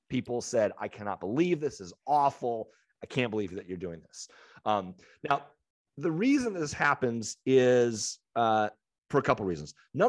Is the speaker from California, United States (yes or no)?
yes; San Diego, California, United States; know, as San Diegans, Swinging Friar is like, so good.